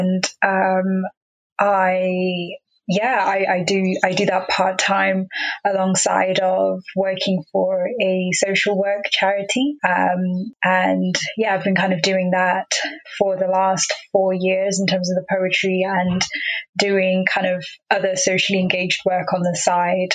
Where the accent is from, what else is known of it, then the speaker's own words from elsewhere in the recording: South Africa; first language Xhosa; English is a second language; moved away; So I mentioned I'm from South Africa, so I was born there. My first language is Xhosa